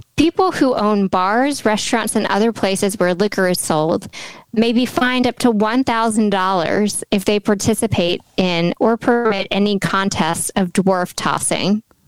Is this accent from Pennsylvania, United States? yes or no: no; Tennessee, United States; we're from Tennessee